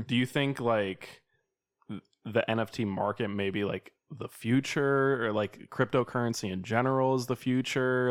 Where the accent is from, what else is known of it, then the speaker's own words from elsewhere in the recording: Sacramento, California, United States; moved away as an adult; also born or lived in Sioux Falls; I'm from Sacramento